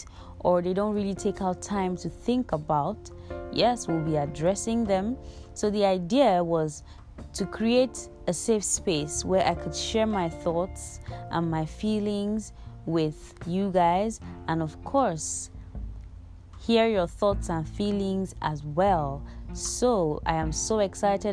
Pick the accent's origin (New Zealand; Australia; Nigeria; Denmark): Nigeria; Igbo, Igboland; I am from the Igbo tribe in Nigeria